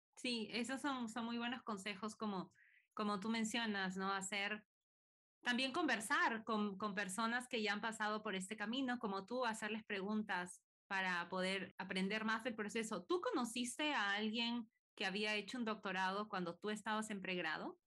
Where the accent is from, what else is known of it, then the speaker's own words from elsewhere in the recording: Peru; now in United States; yo sigo en Estados Unidos y, soy de Perú también